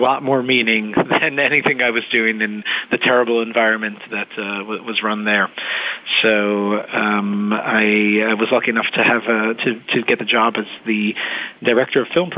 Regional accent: Israel; also born or lived in New York, United States; So I was born in New York, and my family moved to Israel, actually, when I was young, when I was about 10.

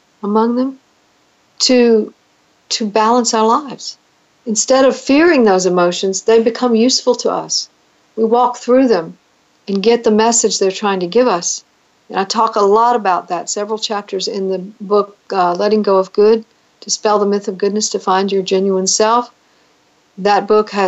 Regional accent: United States; as an American citizen

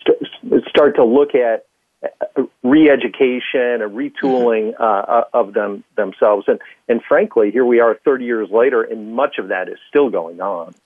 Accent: Midwest, United States; also born or lived in Chicago; being a Midwesterner

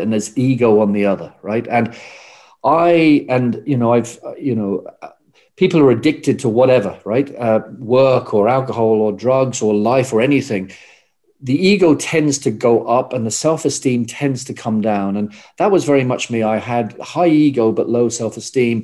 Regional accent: England, United Kingdom; moved away as an adult; also born or lived in Australia; now in Ireland; I grew up in England

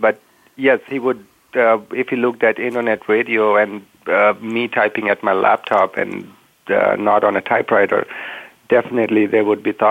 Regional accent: India; now in United States; I am originally from India

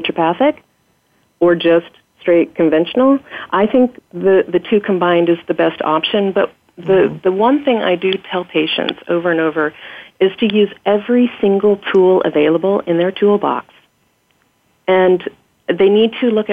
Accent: Oregon, United States; also born or lived in Bournemouth, England; I was born and raised in Oregon

